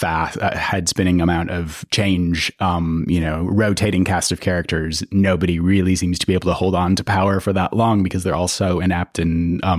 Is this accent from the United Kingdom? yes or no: yes; United Kingdom; also born or lived in United States; I'm British and American